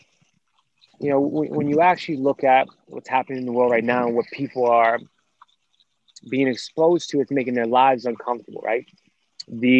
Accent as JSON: {"language": "English", "town": "Washington", "region": "District of Columbia", "country": "United States", "tie": "born or raised there", "said": "we grew up in Southeast DC"}